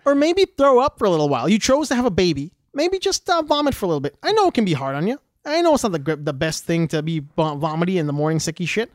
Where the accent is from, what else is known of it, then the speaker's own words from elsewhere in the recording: Western Canada, Alberta, Canada; accent: Western Canadian; We sound the way we sound in Western Canada, in Alberta especially